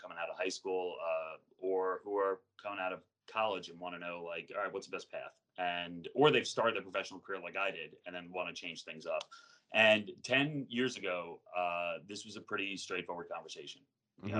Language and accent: English; Long Island, New York, United States; moved away as an adult; also born or lived in Terre Haute, Indiana; I grew up on Long Island, but I grew up like 25 minutes from New York City